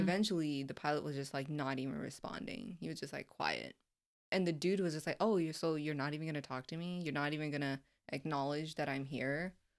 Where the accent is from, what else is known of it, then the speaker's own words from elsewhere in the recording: Florida, United States; I'm just coming from Florida